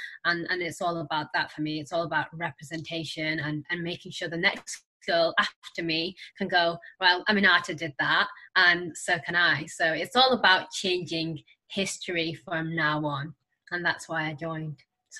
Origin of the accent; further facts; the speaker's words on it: Senegal; now in United Kingdom; I was a refugee when I arrived in the UK. So I came from Senegal.